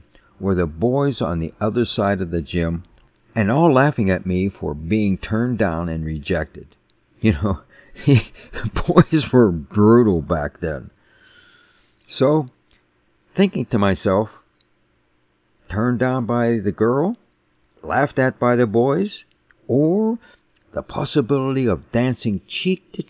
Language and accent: English; New Kensington, Pennsylvania, United States; I grew up in New Kensington, a small town 18 miles north of Pittsburgh on the Allegheny River